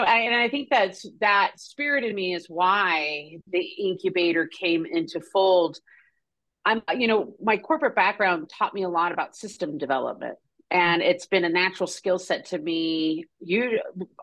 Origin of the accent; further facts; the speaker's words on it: New Mexico, United States; growing up in New Mexico